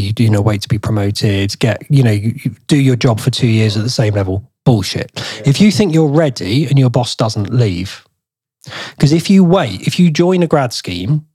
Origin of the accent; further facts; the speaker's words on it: Maidstone, South East England, United Kingdom; it's my hometown.